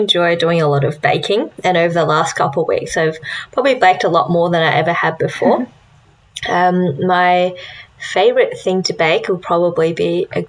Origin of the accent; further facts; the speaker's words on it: rural Victoria, Australia; also born or lived in New Zealand; now in Melbourne, Australia; I was born in New Zealand, and I grew up in rural Victoria and only moved to Melbourne in the last couple of years to do my university education. Both my parents are Taiwanese, so I guess you could say I'm Taiwanese-Australian.